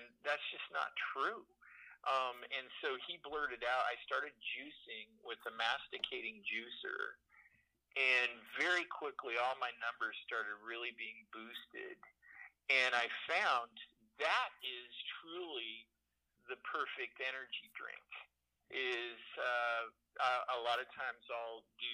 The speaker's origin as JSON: {"language": "English", "town": "Portland", "region": "Oregon", "country": "United States", "said": "I'm from Portland."}